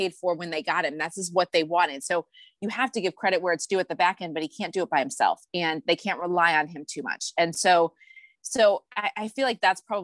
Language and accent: English; Cleveland, Ohio, United States; I grew up in Cleveland. I grew up an Indians fan and a Browns fan